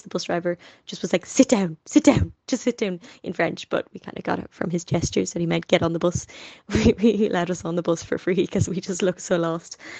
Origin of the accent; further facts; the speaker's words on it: Dublin, Leinster, Ireland; I've always been a little bit in my own bubble with my family in my particular suburb of North Dublin